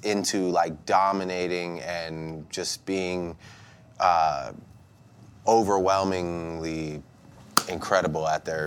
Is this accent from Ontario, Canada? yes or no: yes; Toronto, Ontario, Canada